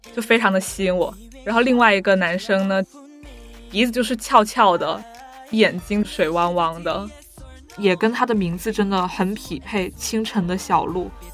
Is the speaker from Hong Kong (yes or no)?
yes; Hong Kong; 我来自香港